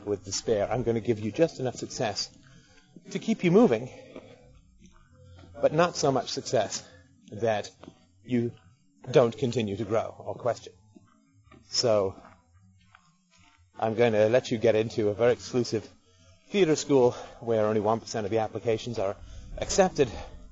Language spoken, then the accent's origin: English; United Kingdom; being British